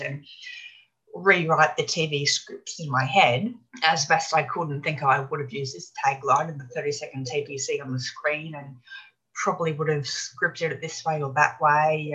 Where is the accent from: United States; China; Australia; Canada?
Australia; Brisbane, Queensland; I grew up here in Brisbane, in Australia, Brisbane.